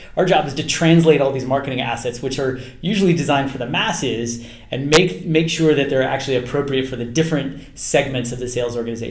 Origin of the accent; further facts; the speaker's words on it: Palo Alto, California, United States; also born or lived in Chicago; growing up in Palo Alto